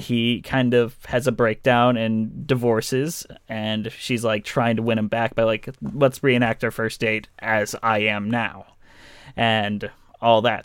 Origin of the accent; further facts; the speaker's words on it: Detroit, Michigan, United States; I am from Detroit